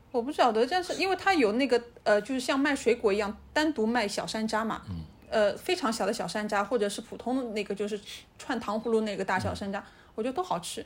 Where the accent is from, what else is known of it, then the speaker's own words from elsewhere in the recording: Shanghai, China; 我们上海人